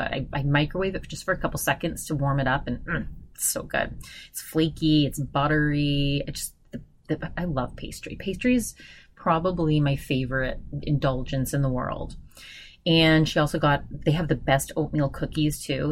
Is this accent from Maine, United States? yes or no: yes; Augusta, Maine, United States; in Augusta, where I'm from